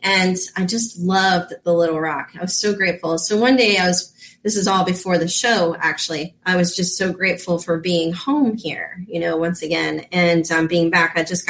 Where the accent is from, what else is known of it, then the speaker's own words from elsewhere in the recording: Reno, Nevada, United States; born there; Now, I was born in Reno out there and got to visit it one time and I loved it.